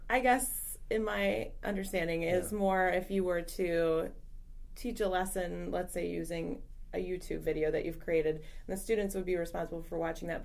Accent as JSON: {"language": "English", "area": "Loudoun County", "region": "Northern Virginia", "country": "United States", "tie": "born or raised there", "also_born_or_lived": "Fairfax County, Virginia", "said": "I'm a loyal Fairfax Countyan, even though I grew up in Loudoun."}